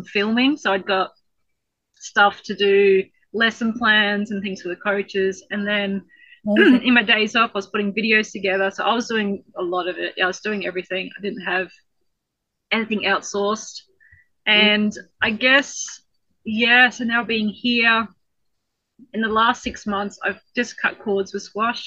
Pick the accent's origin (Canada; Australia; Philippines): Australia; Tully, Queensland; We're from Tully. So Tully is like the wettest town in Queensland.